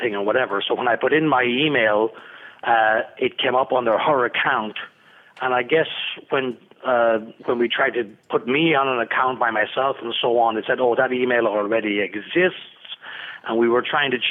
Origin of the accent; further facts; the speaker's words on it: Ireland; We're both Irish